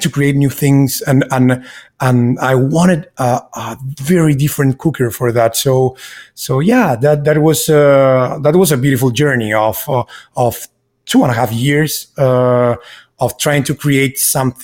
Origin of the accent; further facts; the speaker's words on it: Chile; English is a second language; also born or lived in Miami, United States; now in Austin, United States; I'm from Chile. I grew up between countryside and city.